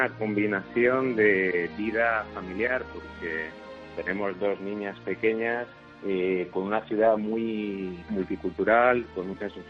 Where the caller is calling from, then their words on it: Toronto, Ontario, Canada; eh, soy el oyente de Sin Complejos y os escucho todos los fines de semana desde Toronto, Canadá.